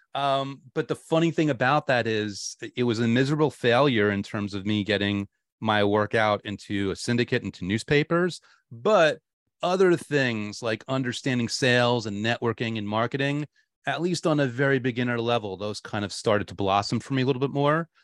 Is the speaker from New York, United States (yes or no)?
yes; New York, United States; I was a huge Giants fan growing up in New York